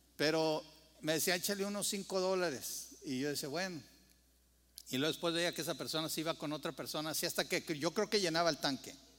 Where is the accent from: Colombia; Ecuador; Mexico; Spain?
Mexico; como mexicano